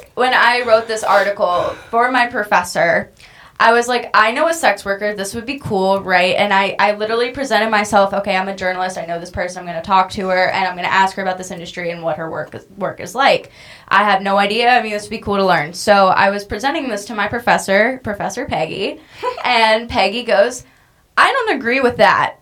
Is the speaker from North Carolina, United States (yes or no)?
yes; North Carolina, United States; I grew up in North Carolina